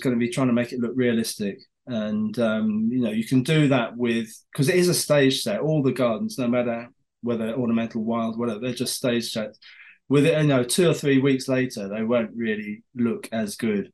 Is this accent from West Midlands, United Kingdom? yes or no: no; Porlock, South West England, United Kingdom; I grew up in Somerset, I spent my teenage years in Porlock in Somerset.